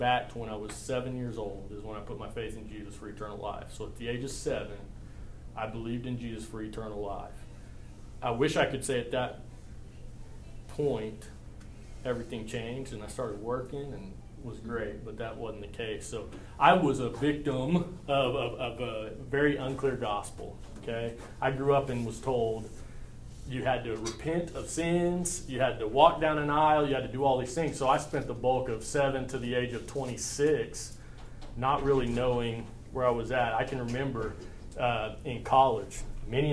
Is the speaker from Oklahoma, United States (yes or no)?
yes; Perry, Oklahoma, United States; I was born and raised in Perry, Oklahoma.